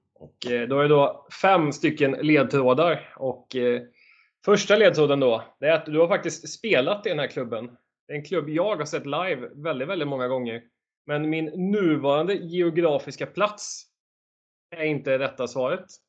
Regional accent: Borås, Västra Götaland, Sweden; moved away; jag kommer ju från Borås ursprungligen

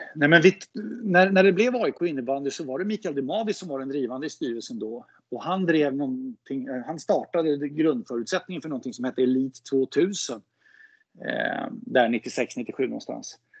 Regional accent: Solna, Stockholm County, Sweden; moved away as an adult; now in Gustavsberg, Sweden; jag är född och uppvuxen i Solna.

